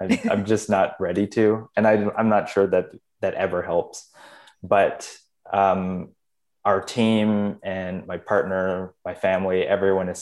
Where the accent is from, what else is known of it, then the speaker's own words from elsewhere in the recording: Canada; I was born in Canada.